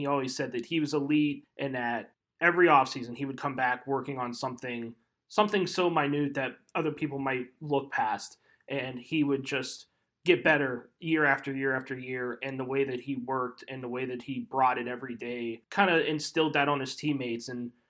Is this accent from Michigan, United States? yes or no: no; outside of Pittsburgh, Pennsylvania, United States; I grew up outside of Pittsburgh, so there wasn't an NBA team for me to cheer for or follow